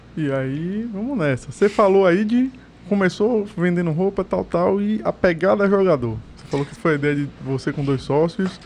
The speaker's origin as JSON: {"language": "Portuguese", "town": "Salvador", "region": "Bahia", "country": "Brazil", "tie": "born or raised there", "also_born_or_lived": "Pero Vaz", "said": "Eu, nascido e criado na Caixa d'Água. Na verdade, eu fui nascido no Perovais, me mudei pra Caixa d'Água ali do lado"}